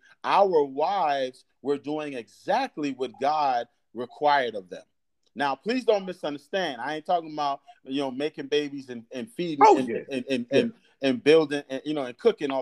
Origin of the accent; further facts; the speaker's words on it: Fort Lauderdale, Florida, United States; now in Danville, United States; growing up in Fort Lauderdale, Florida